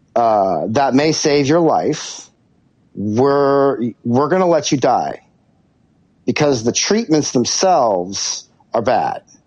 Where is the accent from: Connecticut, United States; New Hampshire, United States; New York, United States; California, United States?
California, United States; Santa Barbara; I grew up in Santa Barbara, which is a beautiful, beautiful, beautiful place.